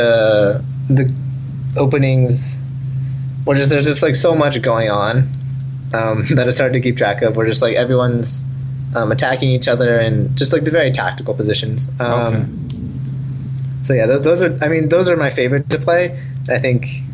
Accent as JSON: {"language": "English", "region": "Idaho", "country": "United States", "said": "I'm from Idaho"}